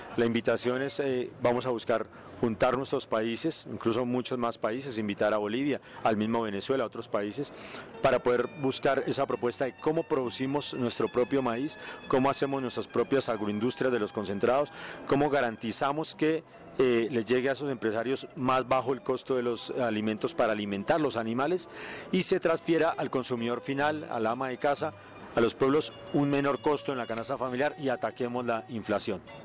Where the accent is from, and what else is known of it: Colombia